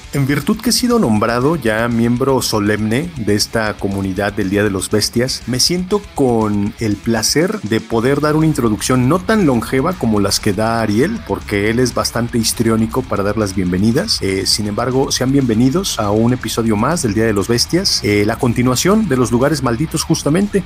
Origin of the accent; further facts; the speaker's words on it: Mexico; nuestra historia como mexicanos